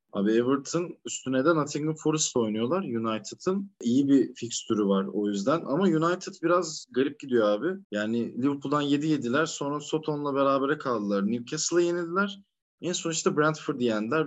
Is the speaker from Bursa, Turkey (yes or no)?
yes; Karacabey, Bursa, Turkey; born or raised there